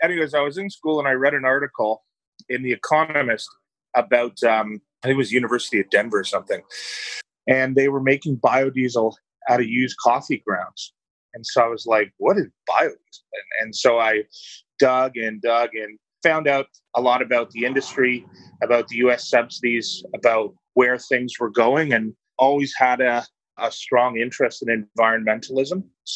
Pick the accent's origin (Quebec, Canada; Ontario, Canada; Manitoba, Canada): Ontario, Canada; Scarborough; Yeah, so I grew up in Scarborough. My parents are immigrants from Ireland, so had a very, very humble upbringing